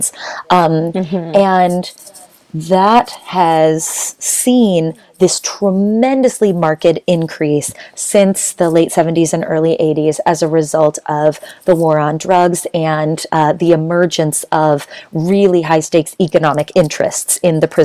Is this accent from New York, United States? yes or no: no; Boulder, Colorado, United States; I grew up in Boulder, Colorado, which is a super white and problematic town